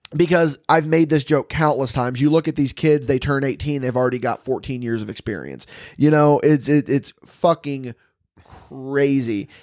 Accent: West Terre Haute, Indiana, United States; West Terre Haute, obviously, it's my hometown and special

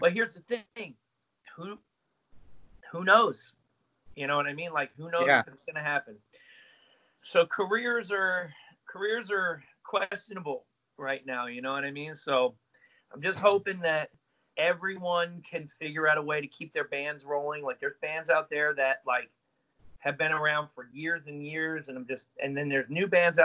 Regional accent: United States; we're from the States.

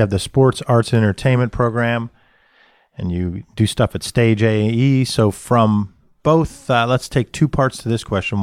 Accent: Johnstown, Pennsylvania, United States; I'm loyal to the people that I grew up with in Johnstown

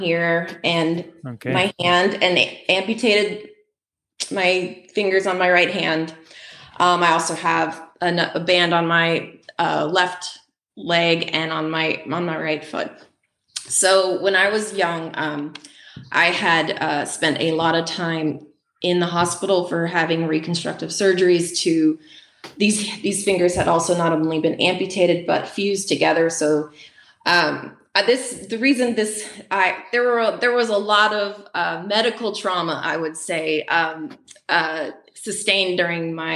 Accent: Appalachian Mountains in North Carolina, United States; moved away as an adult; now in Midwest, United States; I grew up in the Appalachian Mountains in North Carolina

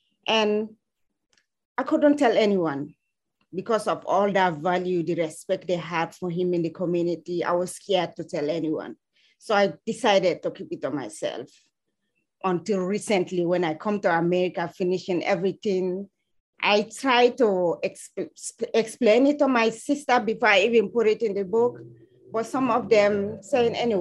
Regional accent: Sierra Leone; English is a second language; also born or lived in Guinea; now in United States; I was born and raised in Sierra Leone, but I spent some time in Guinea also.

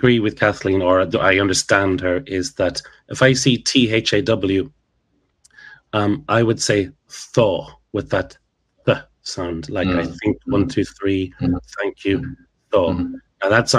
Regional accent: mid-Ulster, Northern Ireland, United Kingdom; accent: Ulster; When I was growing up in mid-Ulster, it was I think. H-I-N-K

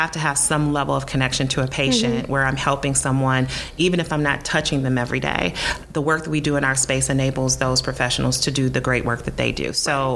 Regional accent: Detroit, Michigan, United States; I landed back in my hometown of Detroit, Michigan

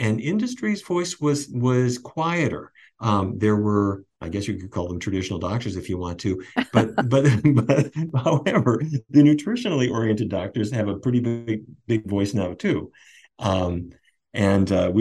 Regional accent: North Dakota, United States; When I was a kid, I grew up in North Dakota

